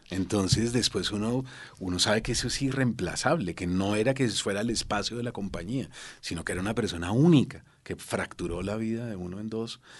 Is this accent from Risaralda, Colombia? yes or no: no; Bogotá, Colombia; moved away as an adult; yo salí de Bogotá con una beca para la Fundación Ortega y Gasset en Toledo